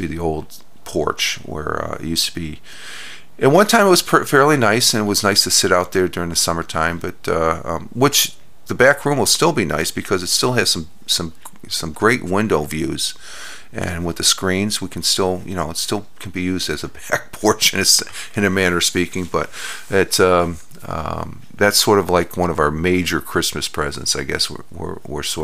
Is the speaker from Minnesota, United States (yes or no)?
yes; Minnesota, United States; I was born in Minnesota